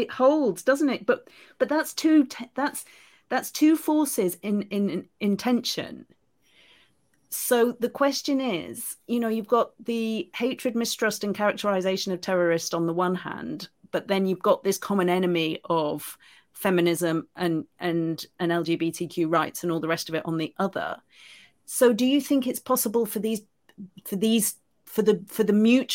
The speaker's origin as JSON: {"language": "English", "country": "United Kingdom", "said": "I'm British and I live in Britain"}